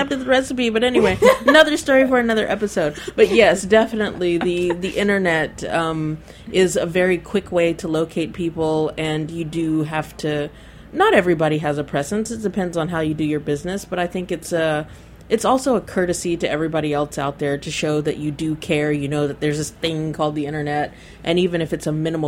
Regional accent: Nashville, Tennessee, United States; now in Rome, Italy; I'm from Nashville

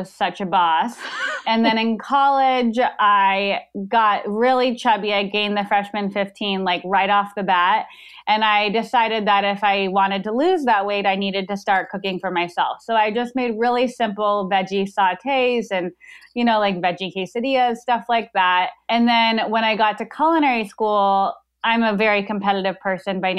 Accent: Tucson, Arizona, United States; also born or lived in Chicago, Illinois; we lived in Chicago for a couple years and then moved to Arizona

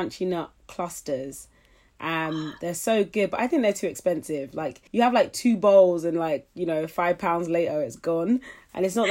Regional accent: London, United Kingdom; also born or lived in Nottingham / Florida; I grew up in East London

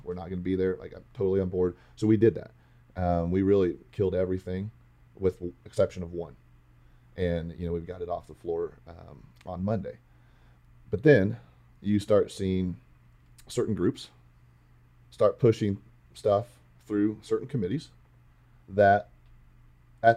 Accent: Central Valley, California, United States; I grew up in the Central Valley, my family's in ag

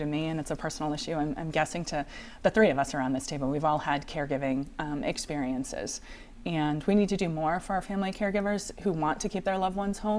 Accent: Cranston, Rhode Island, United States; now in Warwick, United States; I grew up in the district. I grew up in Cranston. I live in Warwick now.

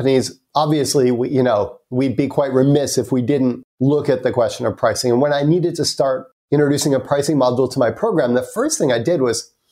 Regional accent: United States; accent: American; So you can probably tell from my accent, I'm American.

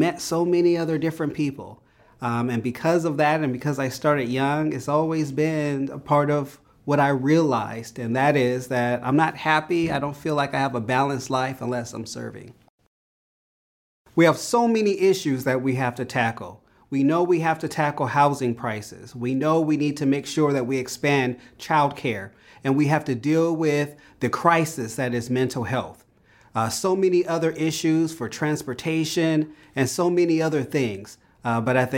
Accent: Rialto, California, United States; also born or lived in South Central Los Angeles / Moreno Valley; I grew up in Rialto, and I was there from third grade until I was 30.

